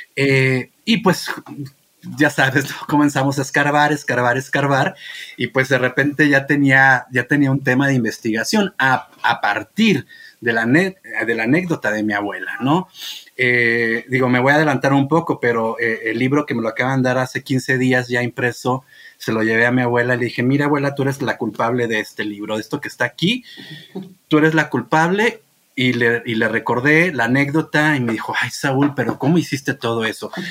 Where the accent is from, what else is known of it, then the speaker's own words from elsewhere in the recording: Rioverde, San Luis Potosí, Mexico; moved away; Río Verde, San Luis Potosí, de donde soy yo